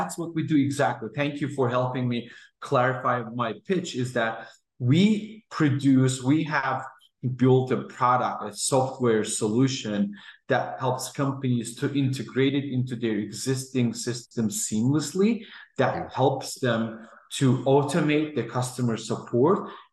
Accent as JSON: {"language": "English", "country": "Azerbaijan", "moved": "yes", "lives_now": "Houston, United States", "said": "I'm originally from Azerbaijan and I am based out of Houston, Texas."}